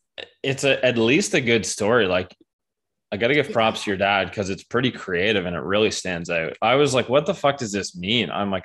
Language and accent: English; Ontario, Canada; moved away as an adult; also born or lived in Banff; now in Victoria, Canada; I moved from Ontario, like, that's where I'm from. Mm-hmm. I moved from there like 6 months ago and now I'm in BC.